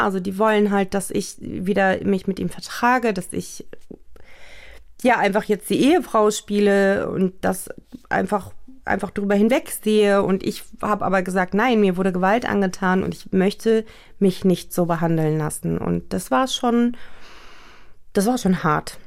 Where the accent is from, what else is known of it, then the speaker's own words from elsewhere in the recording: Germany; ich bin in Deutschland geboren, zwar auch türkisch, aber schon auch sehr europäisch westlich eingestellt